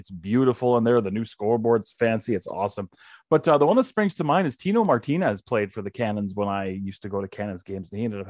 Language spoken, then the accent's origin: English; Calgary, Alberta, Canada; moved away as an adult; I moved away from Calgary when I was around 20, I want to say.